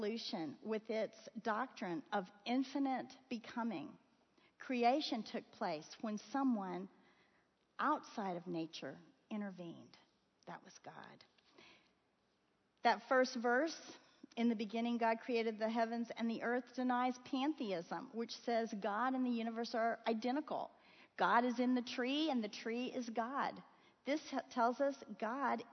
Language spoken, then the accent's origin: English; Florida, United States; moved away; I grew up in Florida